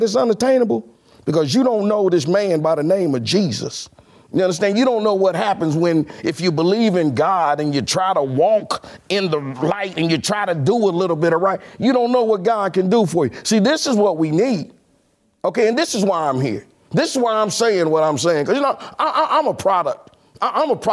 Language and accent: English; Kansas City, Kansas, United States; I was born in Argentine, Kansas